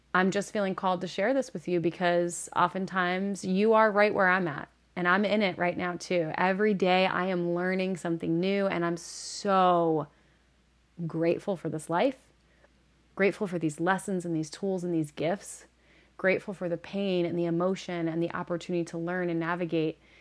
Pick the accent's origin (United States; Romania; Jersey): United States; Northeast; moved away; I'm originally from the Northeast